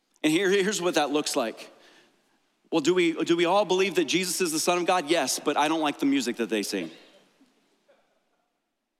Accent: United States; I absolutely love being an American.

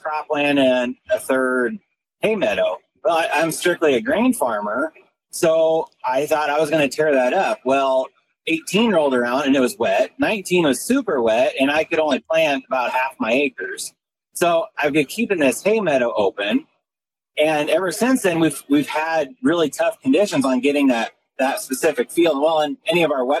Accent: Pierce Plainview area, Northeast Nebraska, United States; I'm from Northeast Nebraska, kind of the Pierce Plainview area, and farm corn and soybeans

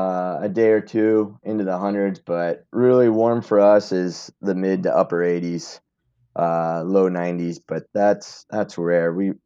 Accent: Los Angeles, California, United States; also born or lived in San Luis Obispo; Born and raised Southern California. I grew up in Los Angeles

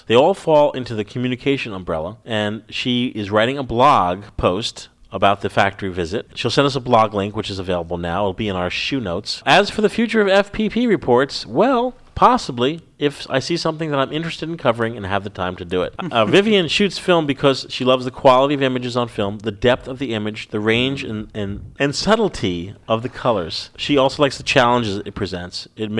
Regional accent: United Kingdom; My home country, Dan, is the UK.

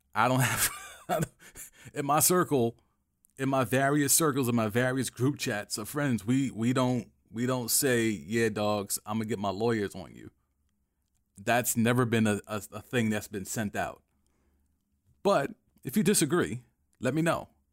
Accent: New York, United States; as a New Yorker

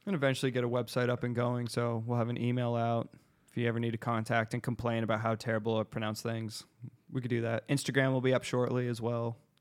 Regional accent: Arizona, United States; we're from Arizona

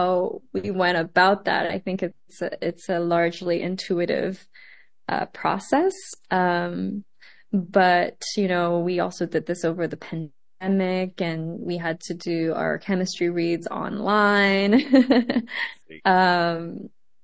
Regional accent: Montreal, Quebec, Canada; also born or lived in Taiwan; I am an immigrant. I was born in Taiwan and moved to Montreal very young

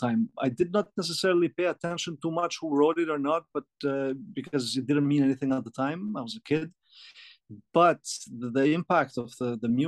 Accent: Albania; also born or lived in Greece / Montreal, Canada; now in Los Angeles, United States; I was born in Albania. And when I was about 5 or 6, I got enrolled into a music school

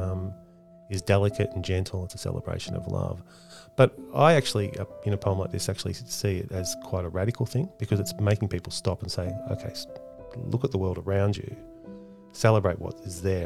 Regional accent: Australia; as an Australian living here

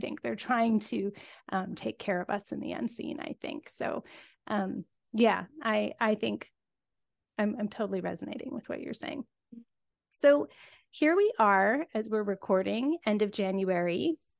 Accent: Cobble Hill, British Columbia, Canada; my grandma's house where I grew up here on Vancouver Island when I was just a little wee kid, you know, my, my first five years

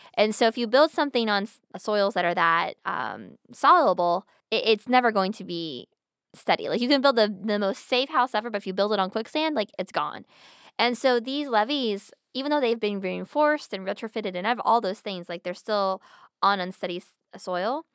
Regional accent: Pennsylvania, United States; I'm from Pennsylvania

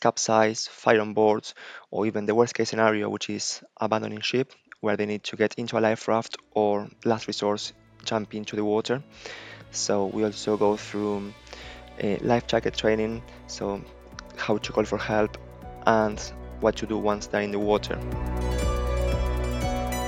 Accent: Buenos Aires, Argentina; moved away as an adult; also born or lived in Iceland; now in United Kingdom; I'm originally from Buenos Aires, Argentina

